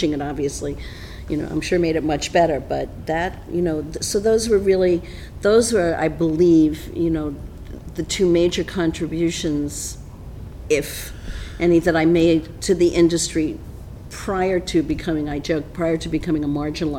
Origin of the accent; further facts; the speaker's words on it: New York City, New York, United States; Born and raised in Midtown Manhattan